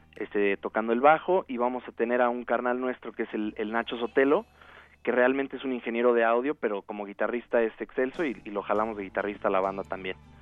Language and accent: Spanish; Cuernavaca, Morelos, Mexico; moved away as an adult; also born or lived in Caracas, Venezuela / Madrid, Spain / Los Angeles, United States; now in Mexico City, Mexico; yo soy realmente de Caracas, Venezuela pero crecí en Cuernavaca, entonces soy guayabo por añadidura.